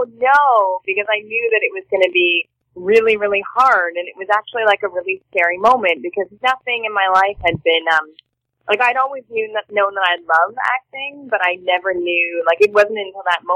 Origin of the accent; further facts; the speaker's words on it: Toronto, Ontario, Canada; I'm from Toronto, Canada. I don't know if you knew that, but and that's where I grew up